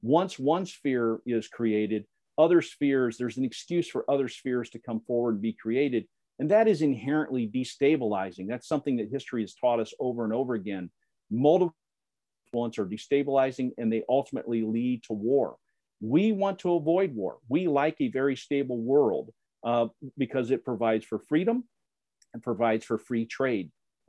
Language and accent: English; Indiana, United States; I'm a conservative from Indiana and grew up in a very conservative atmosphere